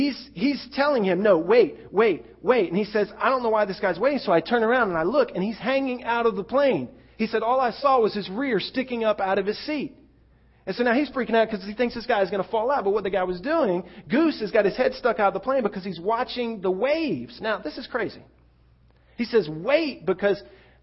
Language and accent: English; Florida, United States; Growing up in Florida, you could expect the occasional forest fire